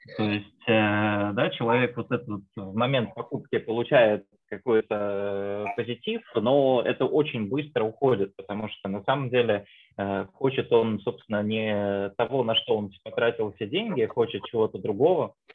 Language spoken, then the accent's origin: Russian; Voronezh, Voronezh Oblast, Russia; now in Moscow, Russia; я сам из Воронежа, вот сейчас живу в Москве